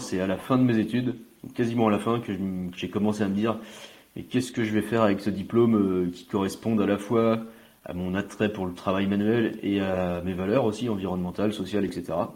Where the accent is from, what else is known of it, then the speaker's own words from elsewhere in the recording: Côtes-d'Armor, Brittany, France; j'ai eu la chance, enfin j'ai la chance de grandir euh, et d'avoir grandi à la campagne, dans les Côtes d'Armor